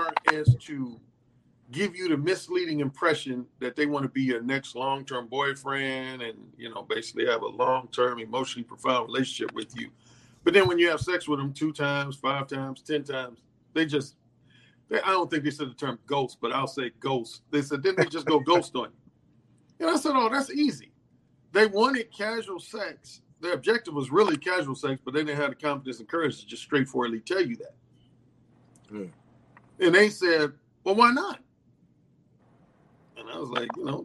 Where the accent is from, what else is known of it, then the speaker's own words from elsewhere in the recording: Gary, Indiana, United States; I grew up in Gary, Indiana, born and raised